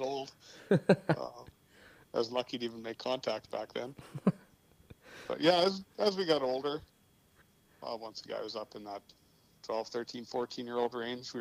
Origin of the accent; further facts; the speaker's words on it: Saskatchewan, Canada; we grew up in Hallbright